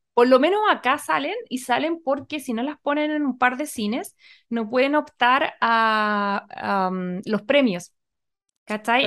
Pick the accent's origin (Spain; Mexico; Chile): Chile